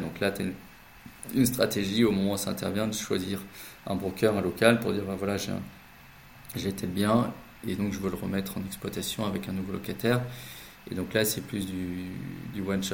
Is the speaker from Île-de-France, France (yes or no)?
no; the Nord, Hauts-de-France, France; now in Paris, France; on est du Nord et on habite à Paris